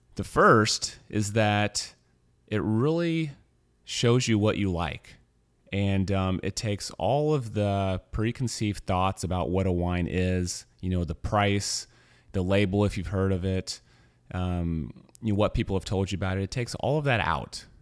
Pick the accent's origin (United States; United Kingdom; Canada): United States; Missouri; moved away; I'm from Missouri